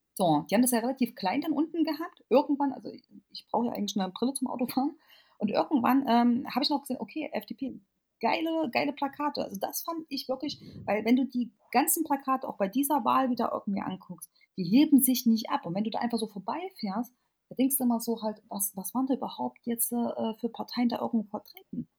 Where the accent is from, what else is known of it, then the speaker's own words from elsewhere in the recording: Erfurt, Thuringia, Germany; ich komme jetzt aus Erfurt